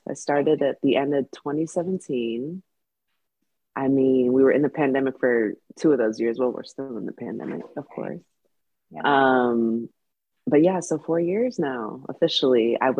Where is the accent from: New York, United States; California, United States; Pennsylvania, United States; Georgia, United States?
California, United States; like inspired by so many people in my community growing up in the Bay Area, California.